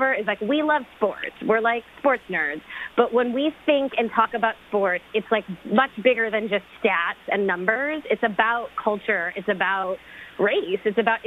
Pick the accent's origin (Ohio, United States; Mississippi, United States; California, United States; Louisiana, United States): Ohio, United States; Cleveland; I grew up in Cleveland, and that's kind of, it's just sports is so integral to the culture of that city